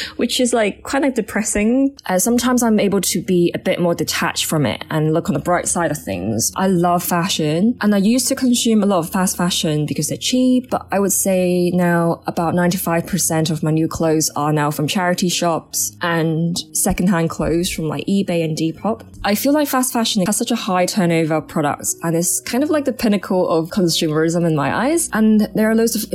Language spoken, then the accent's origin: English; Hong Kong; now in London, United Kingdom; I'm currently living in London, but I'm originally from Hong Kong